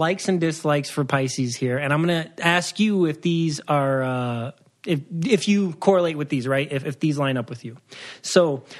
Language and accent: English; Waukegan, Illinois, United States; born there; So I was born in Waukegan, Illinois, but my dad was in the Navy, so we moved around a lot. I've never been to Waukegan ever since